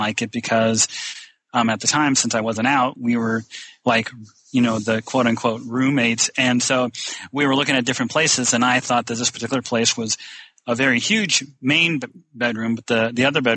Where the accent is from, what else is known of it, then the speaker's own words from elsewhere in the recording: northern Indiana, United States; because I'm from Indiana, northern Indiana.